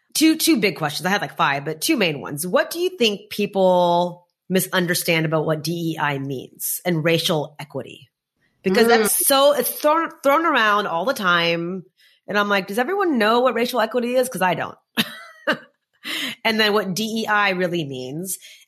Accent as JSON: {"language": "English", "region": "Texas", "country": "United States", "tie": "born or raised there", "also_born_or_lived": "Arkansas", "moved": "yes", "said": "and I grew up in Texas too"}